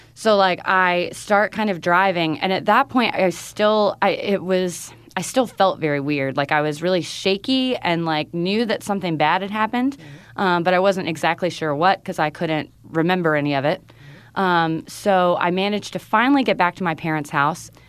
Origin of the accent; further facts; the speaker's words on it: North Carolina, United States; moved away as an adult; North Carolina in my hometown